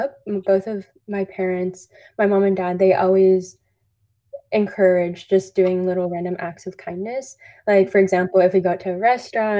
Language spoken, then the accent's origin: English; Orange County, Southern California, United States; born and raised in Orange County, Southern California, just around 20 minutes from Disneyland